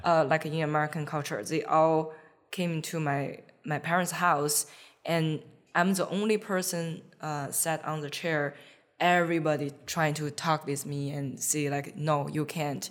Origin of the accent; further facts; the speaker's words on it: China; now in United States; I'm from China